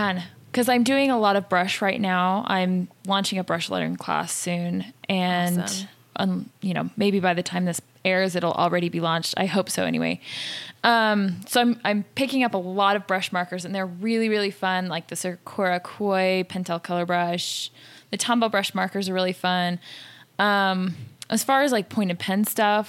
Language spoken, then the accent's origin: English; Salt Lake City, Utah, United States; also born or lived in San Francisco area, California; So I'm from Salt Lake City, Utah, grew up here, spent a little bit of time in San Francisco area. I'm back